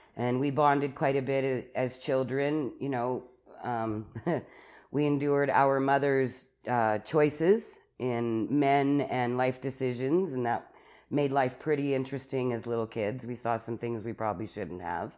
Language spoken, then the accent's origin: English; Calgary, Alberta, Canada; I was born in Calgary in the Foothills Hospital